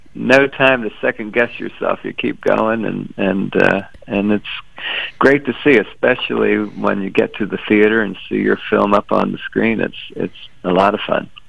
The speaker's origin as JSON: {"language": "English", "town": "Washington", "region": "District of Columbia", "country": "United States", "tie": "born or raised there", "said": "I grew up in Washington"}